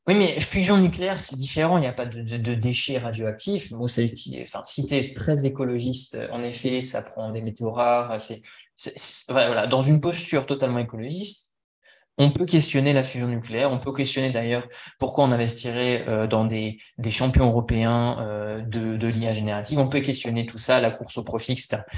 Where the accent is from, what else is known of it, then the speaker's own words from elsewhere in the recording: France; moi, en tant que Français